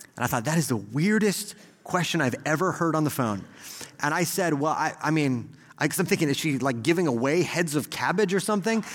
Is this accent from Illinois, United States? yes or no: no; Texas, United States; as an American or maybe especially as a Texan